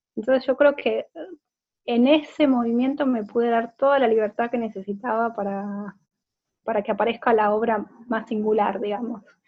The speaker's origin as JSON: {"language": "Spanish", "country": "Argentina", "also_born_or_lived": "Buenos Aires / Dublin, Ireland", "moved": "as an adult", "said": "soy artista visual de Argentina. En los últimos siete años viví entre Buenos Aires e Irlanda, Dublín"}